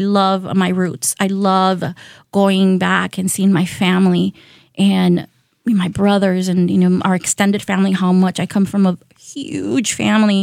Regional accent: San Diego, California, United States; also born or lived in Tijuana, Mexico; now in Milwaukee, United States; I was born in Baja. So I was born in Tijuana, Mexico. And that is a city, a border city. So I grew up in San Diego

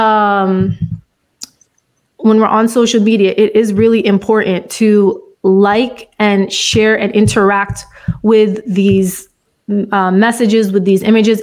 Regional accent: United States; as an American, as an African American

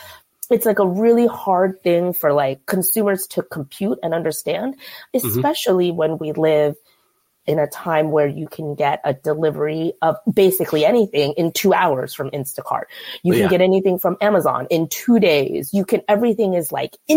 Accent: Bay Area, California, United States; I grew up in the Bay Area

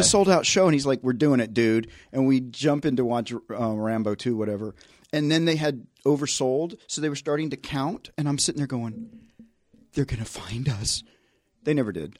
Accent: Tennessee, United States; I grew up in the South

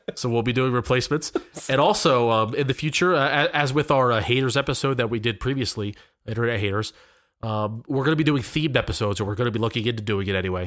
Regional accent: Pennsylvania, United States; we're from the Pennsylvania area

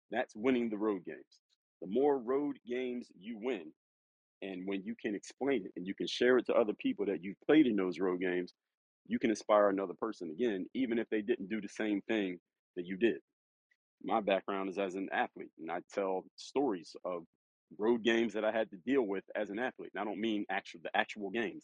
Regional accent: Philadelphia, Pennsylvania, United States; I'm actually from Philadelphia

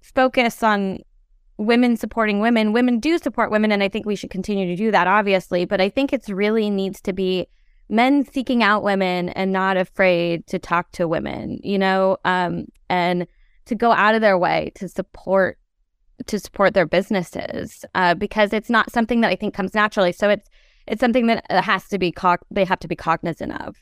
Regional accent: Oregon, United States; I grew up in Oregon

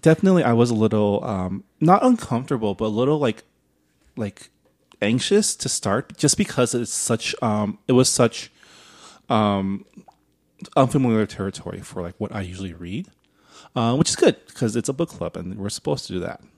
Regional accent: San Diego Valley, California, United States; I grew up in the San Diego Valley.

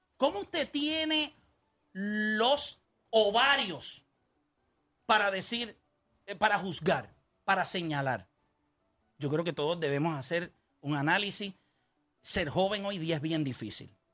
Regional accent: Puerto Rico; somos puertorriqueños

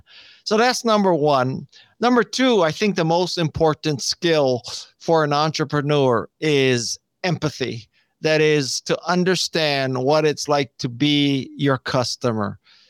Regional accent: Honolulu, Hawaii, United States; moved away as an adult; I was born and raised in Honolulu, Hawaii.

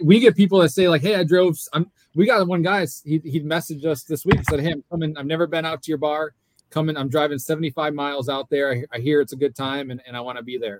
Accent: Fredonia, New York, United States; now in Hernando Beach, United States; I'm from Fredonia, Fredonia, New York

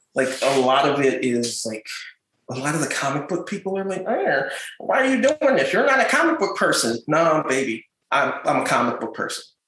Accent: Baltimore, Maryland, United States; also born or lived in Providence, Rhode Island; been in Baltimore since I was like three. So I was raised here in Turner Station

